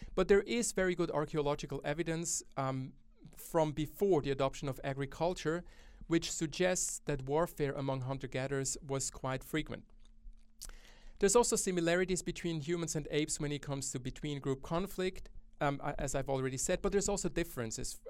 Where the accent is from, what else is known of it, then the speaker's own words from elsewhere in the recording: Switzerland; now in Australia; my home country, Switzerland.